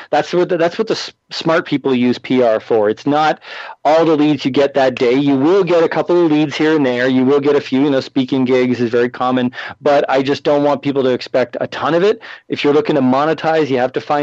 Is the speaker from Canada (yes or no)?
yes; Canada; moved away as an adult; now in United States; I'm from Canada originally